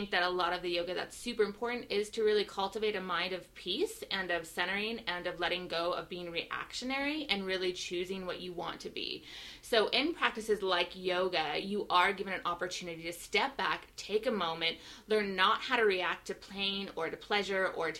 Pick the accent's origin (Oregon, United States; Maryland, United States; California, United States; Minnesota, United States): Oregon, United States; coast of; moved away; I'm not from Seattle. I'm from the coast of Oregon originally